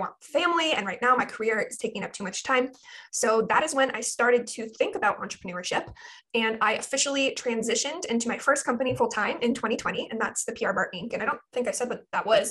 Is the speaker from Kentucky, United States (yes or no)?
no; Portland, Oregon, United States; now in Ventura, United States; I live in Ventura, California, but I'm originally from Portland, Oregon.